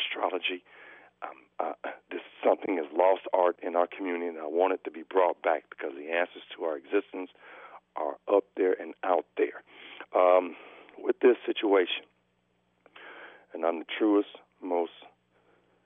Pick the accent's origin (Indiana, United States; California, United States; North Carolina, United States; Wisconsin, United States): Indiana, United States; Gary; moved away; also born or lived in Philadelphia / New York / Washington, D.C.; I'm from Gary, Indiana. I've been all over this world and country. Lived in Philly, New York, everywhere, D.C., you name it.